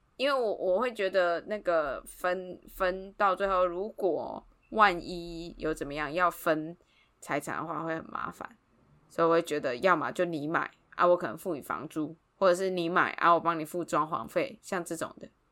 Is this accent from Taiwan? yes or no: yes; Taiwan; 政治上我是台湾人啊，嗯，嗯，嗯，嗯，中华民国人